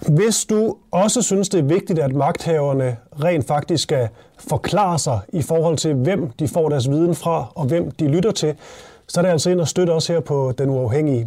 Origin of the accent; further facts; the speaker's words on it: Funen, Southern Denmark, Denmark; Jeg er også fra Fyn